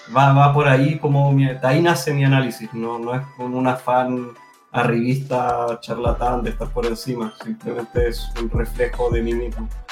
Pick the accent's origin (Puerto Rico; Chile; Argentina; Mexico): Chile; acá en Chile, no, no puedo hablar de otros lugares, de mi cultura, yo soy chileno, he estado siempre con chi, en la mayoría del tiempo con chilenos